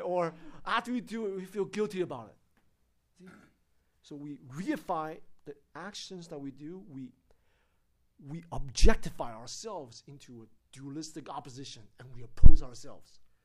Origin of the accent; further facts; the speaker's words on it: United States; United States